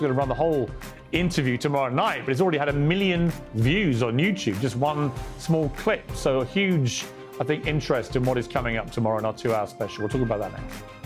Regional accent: United Kingdom; accent: British; my British accent

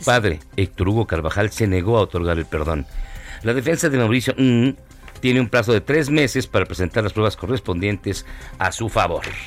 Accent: Mexico; como muchos mexicanos

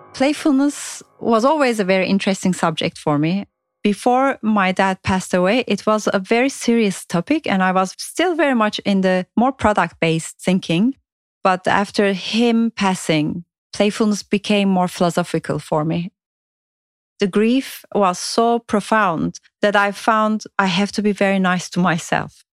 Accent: Turkey; now in London, United Kingdom; I'm from Turkey originally, and now I'm living in London.

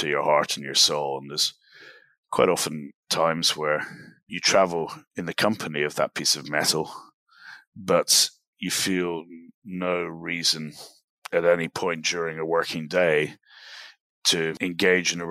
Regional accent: Glasgow, Scotland, United Kingdom; I'm from Glasgow in Scotland. I'm speaking to you from Dallas, Texas

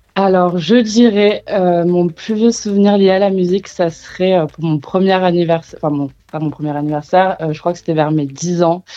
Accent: Marseille, Provence-Alpes-Côte d'Azur, France; also born or lived in Kingston, Jamaica; je suis très vite rentrée à Marseille, qui est la terre d'accueil de toute ma famille, donc je suis marseillaise avant d'être euh, née à Kingston, je suis surtout marseillaise

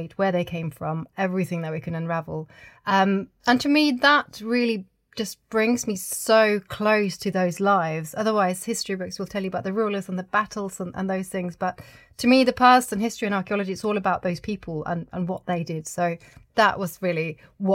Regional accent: Oslo, Norway; I grew up in Oslo in Norway

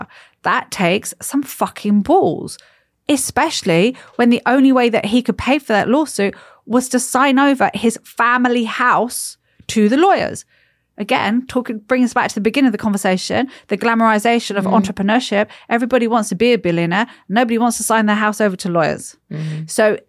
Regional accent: United States; born there; I was born in the States.

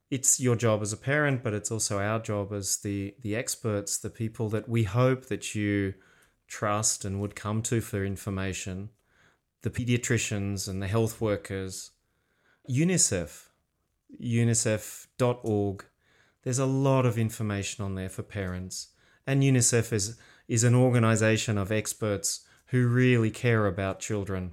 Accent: Australia; we're Australian

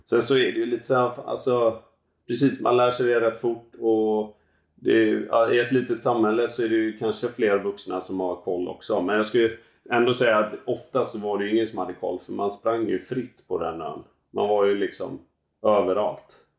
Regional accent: Gothenburg archipelago, Västra Götaland, Sweden; Jag växte upp ute i Göteborgs skärgård.

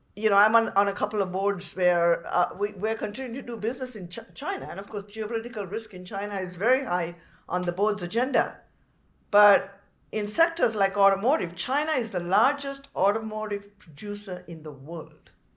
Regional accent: Sri Lanka; now in Canada; I came from Sri Lanka where the democracy has disintegrated over 75 years

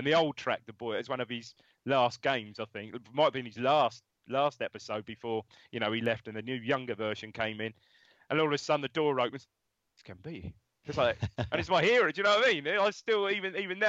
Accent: Ipswich, East of England, United Kingdom; I was from Chantry, born and brought up in Chantry.

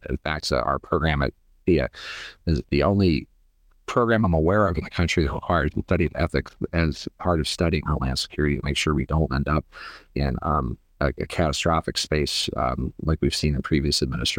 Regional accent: Ohio, United States; also born or lived in Pittsburgh, Pennsylvania; I grew up in the Rust Belt in Northern Ohio and was born in Pittsburgh in the Appalachia area.

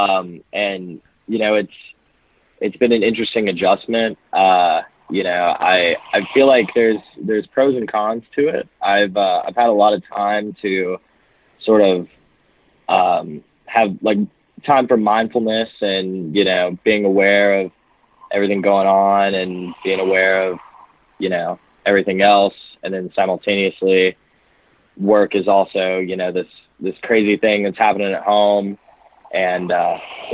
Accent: Alabama, United States; moved away as an adult; now in Nashville, United States; I'm originally from Alabama and moved up to Nashville area about like almost four and a half years ago to start school

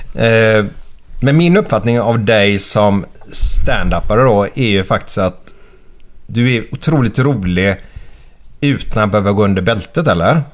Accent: Gothenburg, Västra Götaland, Sweden; born or raised there

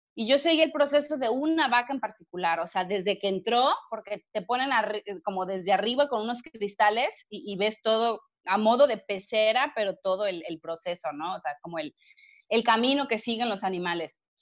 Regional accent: Villahermosa, Tabasco, Mexico; moved away as an adult; also born or lived in Monterrey, Nuevo León / Puebla; yo soy de Villahermosa, Tabasco

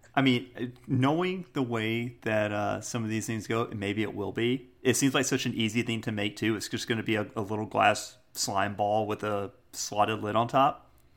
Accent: United States; I'm an American

